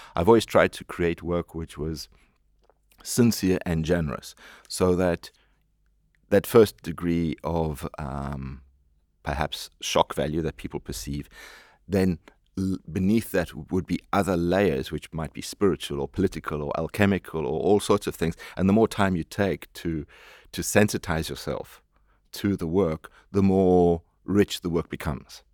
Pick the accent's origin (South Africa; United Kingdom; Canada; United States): South Africa; moved away; I am a South African